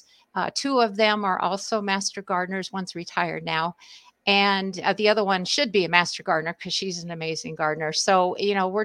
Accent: Southern California, United States; moved away; I'm originally from Southern California, as is my husband.

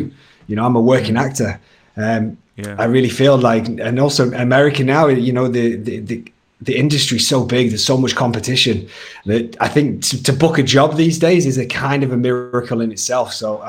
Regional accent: Hesketh Bank, North West England, United Kingdom; accent: Northern English; moved away as an adult; now in United States; I'm from a little village. It's called Hesketh Bank. So I kind of just go with the nearest town, which is Southport or Preston.

